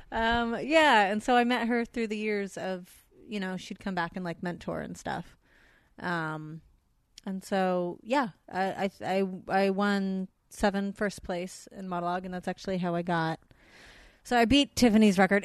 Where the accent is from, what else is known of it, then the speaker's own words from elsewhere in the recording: San Fernando Valley, California, United States; accent: Valley girl; growing up in the Valley, we have, uh, festival competitions